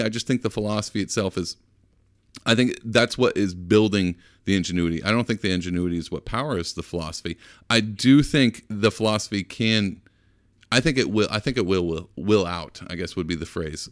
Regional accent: Texas, United States; I'm from Texas

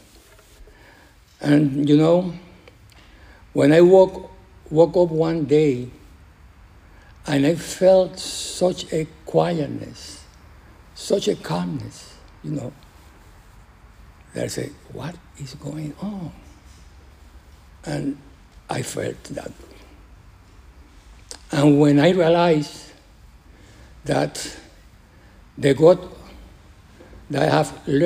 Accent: Puerto Rico; English is a second language; moved away; I am from Puerto Rico

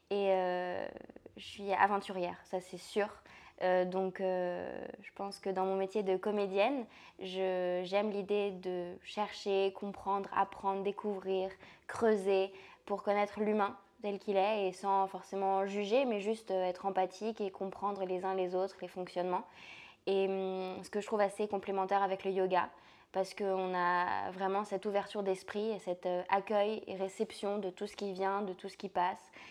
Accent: France; alors je suis française déjà, mais euh, j'ai toujours beaucoup voyagé, donc euh, j'ai pas vraiment l'impression d'appartenir à un territoire.

